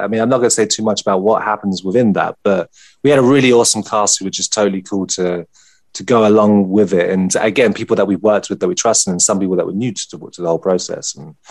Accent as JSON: {"language": "English", "country": "United Kingdom", "said": "I'm British"}